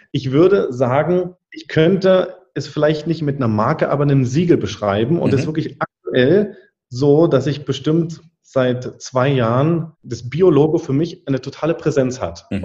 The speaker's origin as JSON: {"language": "German", "region": "Berlin", "country": "Germany", "tie": "born or raised there", "said": "bin ja gebürtiger Berliner"}